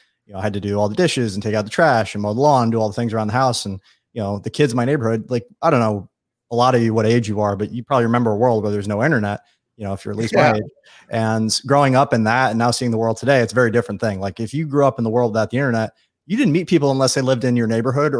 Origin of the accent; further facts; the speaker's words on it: Long Island, New York, United States; I grew up on Long Island, which is a little community east of New York, about 2 million people.